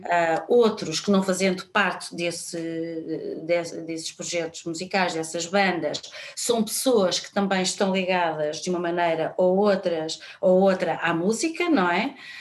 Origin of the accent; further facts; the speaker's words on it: Lisbon, Portugal; eu sou de Lisboa